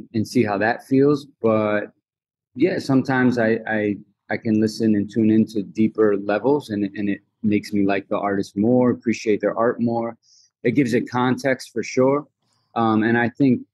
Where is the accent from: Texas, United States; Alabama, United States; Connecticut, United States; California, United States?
Connecticut, United States; moved away as an adult; also born or lived in Massachusetts / New York City; now in New York, United States; where I grew up in Connecticut for middle school and high school